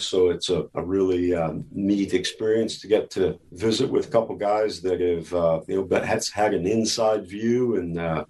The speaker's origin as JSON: {"language": "English", "town": "Rapid City", "region": "South Dakota", "country": "United States", "also_born_or_lived": "Southern California", "lives_now": "Texas, United States", "said": "Originally, Rapid City, South Dakota."}